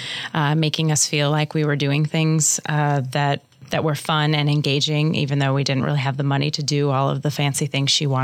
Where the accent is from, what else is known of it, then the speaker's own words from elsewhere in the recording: Omaha, Nebraska, United States; also born or lived in Lincoln, Nebraska; I grew up in Midtown Omaha